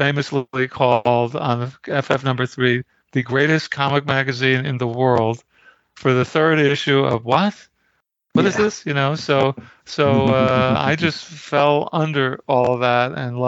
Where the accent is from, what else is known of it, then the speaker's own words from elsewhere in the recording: New York City, New York, United States; I grew up in Brooklyn, New York.